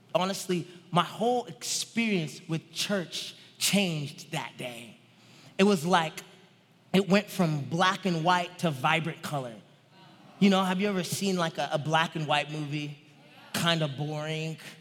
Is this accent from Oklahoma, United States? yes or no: yes; Tulsa, Oklahoma, United States; I grew up in Tulsa, Oklahoma